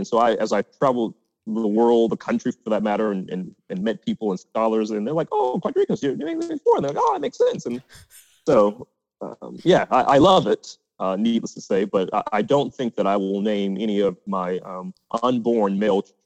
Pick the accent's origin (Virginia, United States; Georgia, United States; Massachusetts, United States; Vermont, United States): Georgia, United States; East Point; also born or lived in Washington, D.C.; Growing up in Atlanta, I was very familiar with Morehouse